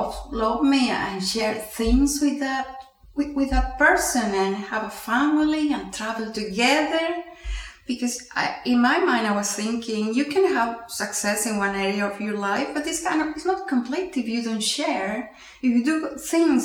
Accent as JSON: {"language": "English", "country": "Peru", "tie": "born or raised there", "first_language": "Spanish", "second_language": "English", "moved": "as an adult", "lives_now": "Houston, United States", "said": "I'm Peruvian, I was born in Peru, working in Peru at that time."}